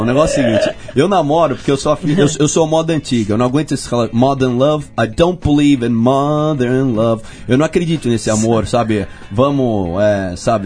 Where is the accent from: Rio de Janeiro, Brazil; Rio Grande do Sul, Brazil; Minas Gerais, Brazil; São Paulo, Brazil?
São Paulo, Brazil; accent: paulistano; sou muito paulistano